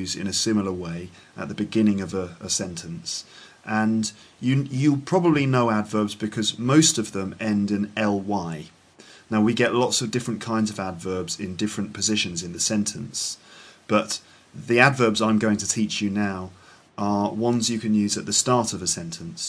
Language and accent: English; England, United Kingdom; I'm English